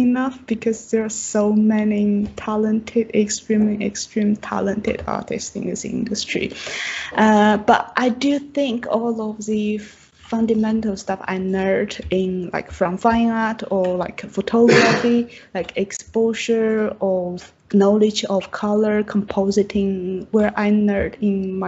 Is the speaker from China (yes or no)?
yes; Chongqing, China; English is a second language; moved away as an adult; also born or lived in Shanghai / Frankfurt, Germany; now in United Kingdom; I am from China, and my hometown is in southwest part of China, in Chongqing